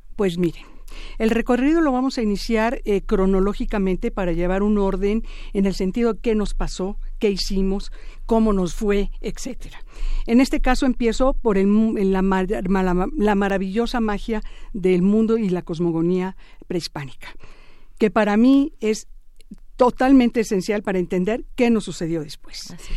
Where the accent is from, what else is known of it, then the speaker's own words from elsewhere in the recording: Mexico; soy mexicana igual que ustedes